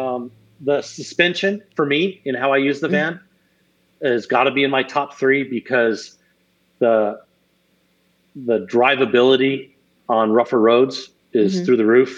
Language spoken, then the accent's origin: English; Arizona, United States; growing up in Arizona